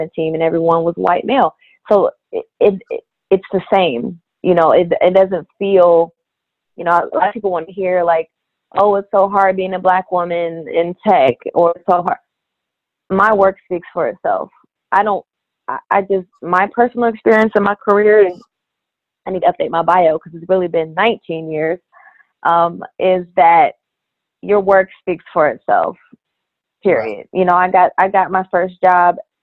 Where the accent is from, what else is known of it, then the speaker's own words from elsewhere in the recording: Columbus, Ohio, United States; I'm born and raised in Columbus, Ohio